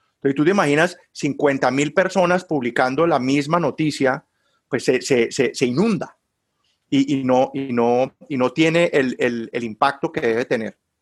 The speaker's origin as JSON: {"language": "Spanish", "town": "Cali", "region": "Valle del Cauca", "country": "Colombia", "also_born_or_lived": "Bogotá, Colombia / Barcelona, Spain", "moved": "as an adult", "lives_now": "Warsaw, Indiana, United States", "said": "yo soy caleño"}